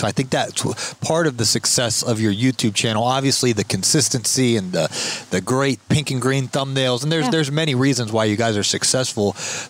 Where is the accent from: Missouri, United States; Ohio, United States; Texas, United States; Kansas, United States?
Ohio, United States; Canton; now in Tampa Bay, United States; I grew up in Canton, Ohio, where Savannah and Sean are from.